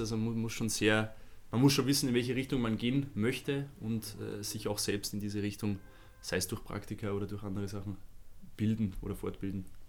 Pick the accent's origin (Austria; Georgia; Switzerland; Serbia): Austria; Vienna; moved away as an adult; now in Munich, Germany; ich bin ja gebürtiger Wiener und bin in Wien studiert